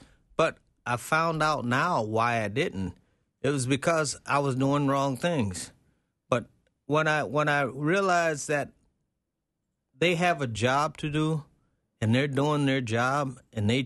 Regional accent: Texas, United States; growing up in Texas

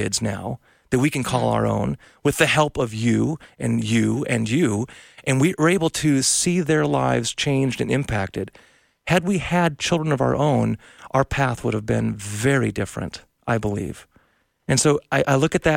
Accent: North Dakota, United States; I'm from North Dakota originally. I've never left the tri-state region.

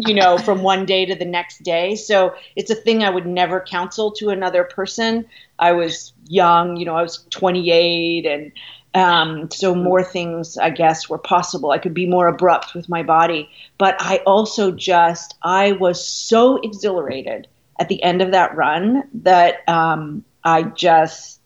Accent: Canada; moved away as an adult; now in New York, United States; I'm Canadian. So I was thinking in kilometers. I had just come to the United States

